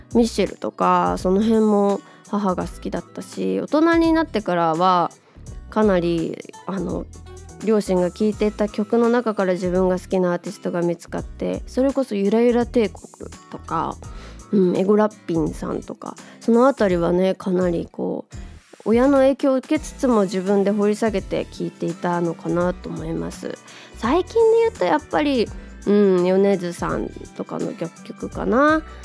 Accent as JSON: {"language": "Japanese", "region": "Kanto", "country": "Japan", "tie": "born or raised there", "said": "自分の地元に近いところとかさ、まあ、その東京周辺関東圏内"}